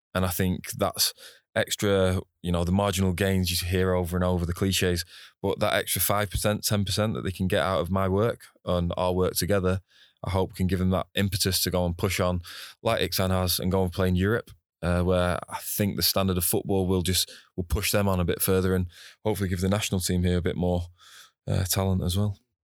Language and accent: English; Preston, North West England, United Kingdom; moved away as an adult; now in Singapore; Preston North End, my hometown club